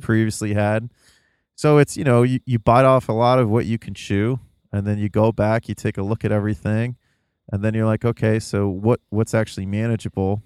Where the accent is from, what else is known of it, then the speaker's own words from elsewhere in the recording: the Rust Belt, Midwest, United States; being in the Midwest, growing up in the Rust Belt